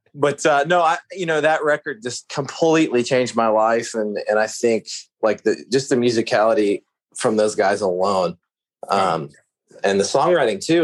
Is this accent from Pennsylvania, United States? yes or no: yes; outside of Pittsburgh, Western Pennsylvania, United States; I grew up in the middle of nowhere, Western Pennsylvania, just like a little Amish town, pretty much. You know, like just farmland outside of Pittsburgh